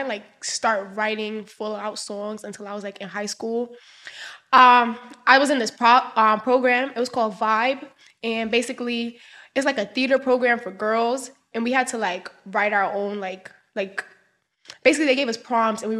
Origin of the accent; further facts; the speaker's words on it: Brooklyn, New York, United States; also born or lived in Queens, New York; I grew up in Brooklyn